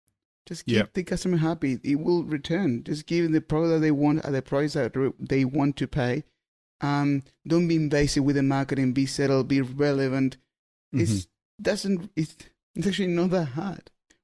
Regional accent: Argentina; English is a second language; I'm from Argentina. I would love to have Vinomofo Argentina.

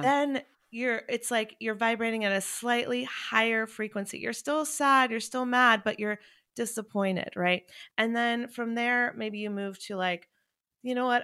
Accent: North Carolina, United States; also born or lived in Wilmington; I grew up evacuating in North Carolina, um, multiple times

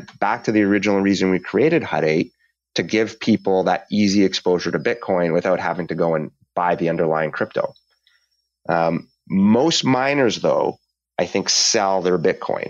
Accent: Canada; as a Canadian

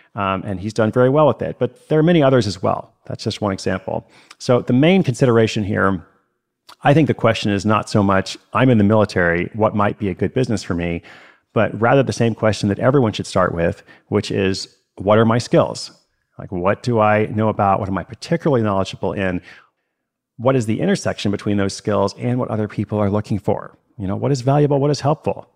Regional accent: United States; I am American

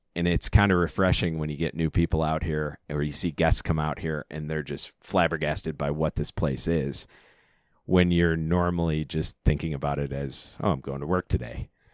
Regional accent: near Freeport, Illinois, United States; we came from a town of five hundred people

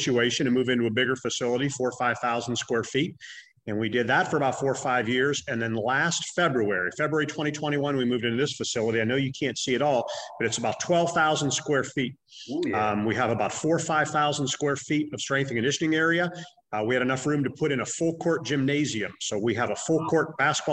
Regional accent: Youngstown, Ohio, United States; also born or lived in Cleveland, Ohio; I'm originally from the Youngstown area

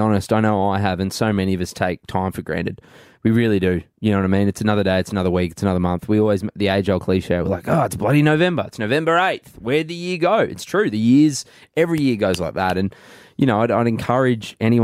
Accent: Goondiwindi, Queensland, Australia; moved away; I grew up in Gundawindi. It's on the border of Queensland, New South Wales.

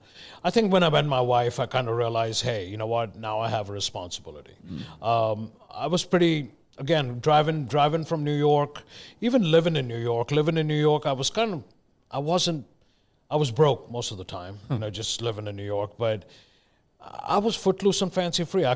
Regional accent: Mumbai, Maharashtra, India; moved away as an adult; also born or lived in Delhi; now in United States; I was born in Delhi, but I grew up in Bombay, now known as Mumbai.

